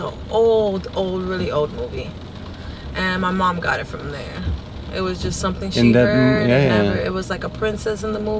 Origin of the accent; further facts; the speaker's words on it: New York, United States; accent: New Yorker; moved away as an adult; also born or lived in Orlando, United States; now in Naples, United States; I'm from New York.